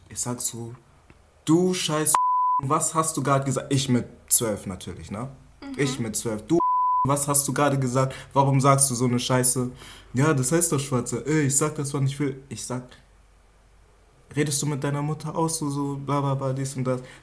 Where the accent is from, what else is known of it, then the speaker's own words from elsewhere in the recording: Lower Saxony, Germany; Ja, ich bin halt aus Mitten Niedersachsen wo Wald hinterm Wald ist und vor dem Wald ist und dazwischen halt so ein kleines Pissdorf.